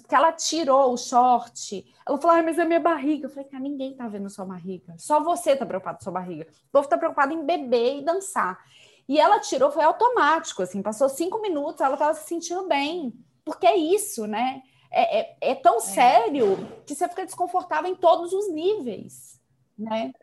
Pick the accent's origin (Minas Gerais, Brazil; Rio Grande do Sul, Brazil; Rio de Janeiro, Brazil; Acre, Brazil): Minas Gerais, Brazil; Belo Horizonte; accent: mineiro; moved away; falar com mineiros é bom pra matar a saudade, só pelo, pelo nosso sotaque maravilhoso